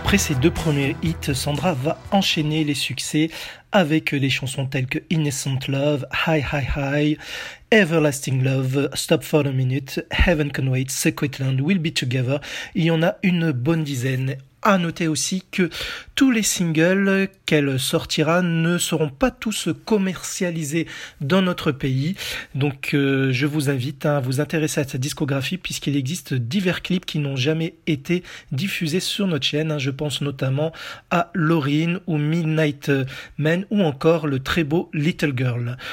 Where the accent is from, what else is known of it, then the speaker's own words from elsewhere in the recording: France; chez nous en France